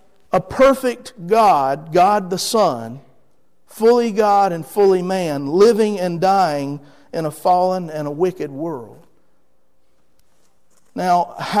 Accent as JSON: {"language": "English", "town": "Rocky Mount", "region": "North Carolina", "country": "United States", "said": "I'm from there, okay? I'm from Edgecombe County, from Hill Street. My parents still live there"}